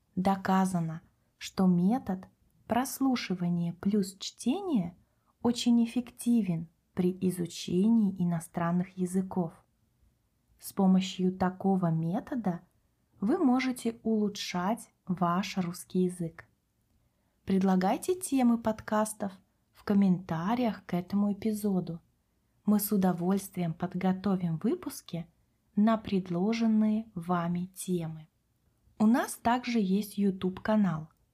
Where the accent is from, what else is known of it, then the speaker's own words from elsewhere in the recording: Kaliningrad, Kaliningrad Oblast, Russia; Мы с Катей родились в России, выросли в городе Калининград на берегу Балтийского моря